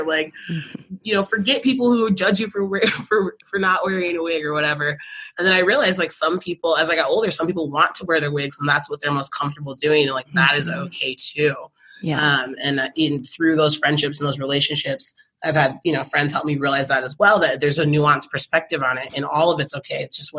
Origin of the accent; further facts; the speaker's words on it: Michigan, United States; My mom actually moved out here for a snowbird winter because we're from Michigan.